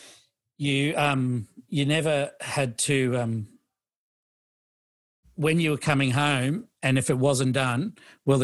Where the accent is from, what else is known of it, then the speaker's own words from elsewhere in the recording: Australia; I'm Australian, but, you know, Australian background